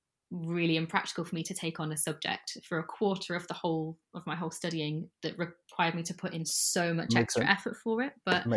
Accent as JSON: {"language": "English", "town": "Sheffield", "region": "Yorkshire and the Humber", "country": "United Kingdom", "accent": "northern", "lives_now": "London, United Kingdom", "said": "No, it comes back out when I go home. If I talk to my family members, my northern accent comes right back out. But I've been surrounded by Londoners for too long."}